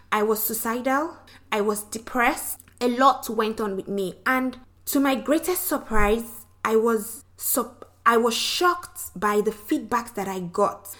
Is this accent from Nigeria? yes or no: yes; Nigeria; now in Louisiana, United States; I'm from Nigeria, the western part of Africa. But I currently live in Louisiana with my husband.